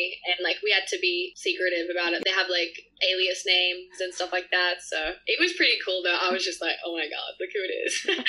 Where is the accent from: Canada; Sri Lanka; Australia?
Australia; It's just so hard, especially because I'm Australian and have the visa.